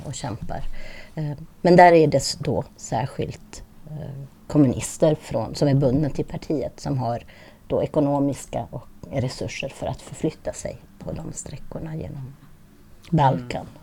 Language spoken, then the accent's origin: Swedish; Italy; moved away as an adult; also born or lived in Lund, Sweden; now in Stockholm, Sweden; flyttade jag med min familj då, som har italienskt påbrå, till Italien när jag var nio år